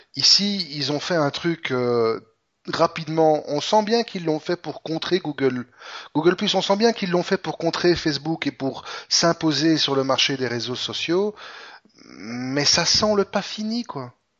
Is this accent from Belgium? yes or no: yes; Belgium; chez nous, en Belgique